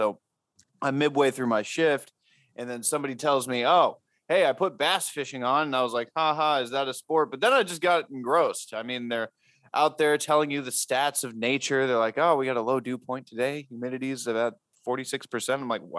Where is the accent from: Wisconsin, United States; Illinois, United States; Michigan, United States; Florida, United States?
Florida, United States; Sarasota; moved away; also born or lived in Tampa Bay, Florida; Oh, see, both Jay and I here, we grew up in Sarasota, Florida, so we are no strangers to Gulf Coast fishing.